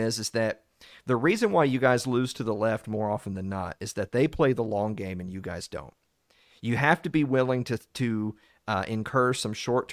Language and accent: English; the South, United States; I'm from the South